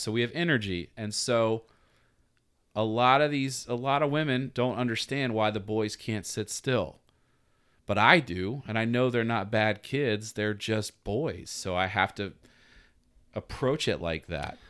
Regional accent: Atlanta, Georgia, United States; now in Virginia Beach, United States; I'm from Atlanta, Georgia, man, and I'm sitting here working at a beach coffee shop

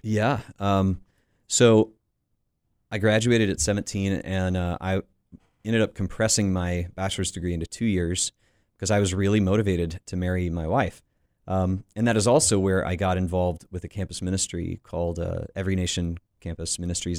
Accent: Panama City Beach, Florida, United States; I grew up in Panama City Beach, Florida

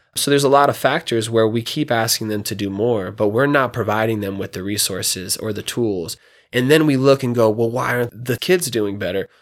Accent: Reno, Nevada, United States; also born or lived in Fallon, Nevada; I was raised here, um, you know, moved to Reno when I was two from Fallon

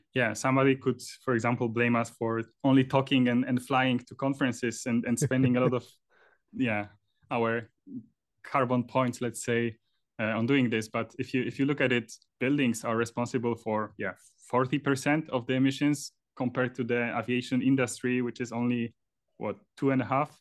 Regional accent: Poland; moved away as an adult; also born or lived in Trondheim, Norway; now in Oslo, Norway; I'm originally from Poland.

